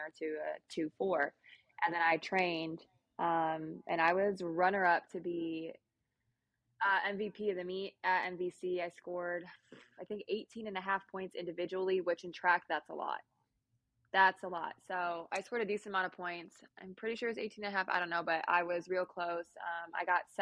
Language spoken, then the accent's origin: English; Illinois, United States; moved away as an adult; now in Oklahoma, United States; because I'm from Illinois